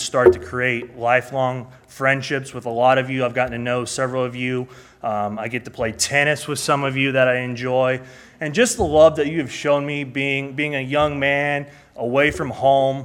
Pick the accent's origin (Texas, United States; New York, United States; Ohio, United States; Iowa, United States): Iowa, United States; moved away as an adult; now in Kansas City, United States; Born and raised in Iowa, I've been living in Kansas City for almost 6 years now